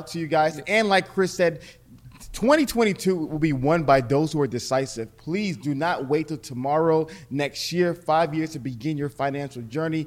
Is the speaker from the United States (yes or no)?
no; Nigeria; I'm Nigerian